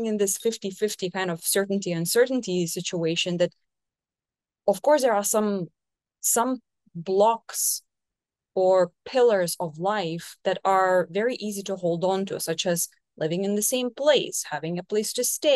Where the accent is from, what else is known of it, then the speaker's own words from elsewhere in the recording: Portugal; moved away as an adult; now in Brazil; live in Brazil, 10,000 kilometers away from my home country